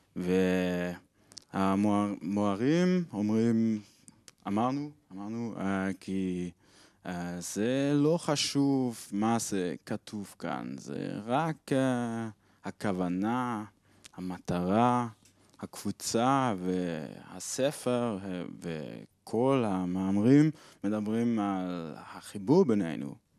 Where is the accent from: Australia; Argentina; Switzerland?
Switzerland; Hebrew is a second language; אני משוויץ ואני בחופשה בארץ